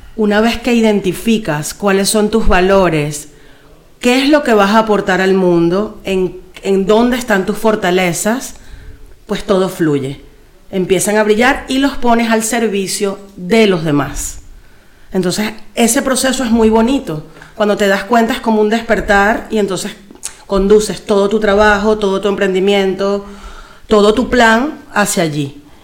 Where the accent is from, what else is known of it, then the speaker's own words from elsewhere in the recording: Caracas, Capital District, Venezuela; moved away as an adult; now in Madrid, Spain; Caracas es la ciudad donde yo nací y crecí